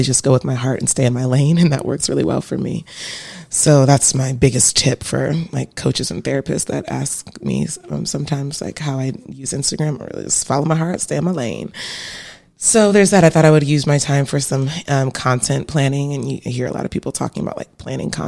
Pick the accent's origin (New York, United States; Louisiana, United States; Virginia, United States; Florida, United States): Virginia, United States; Virginia Beach; moved away as an adult; now in Atlanta, United States; I'm from Virginia, right? I'm from Virginia Beach